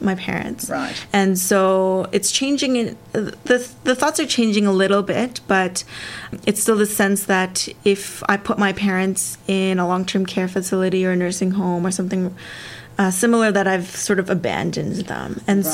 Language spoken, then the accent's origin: English; Canada; my parents uh, immigrated to Canada from Korea, right. and I was born in Canada